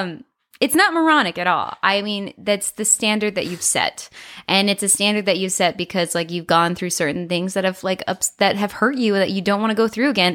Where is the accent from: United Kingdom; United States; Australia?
United States; Colorado; moved away as an adult; also born or lived in Nebraska; I knew I did not want to stay in Colorado.